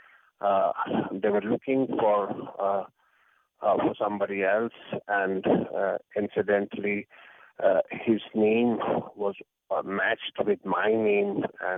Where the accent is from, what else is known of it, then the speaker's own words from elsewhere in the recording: Jammu and Kashmir, India; I come from Kashmir, which is the northern state of India.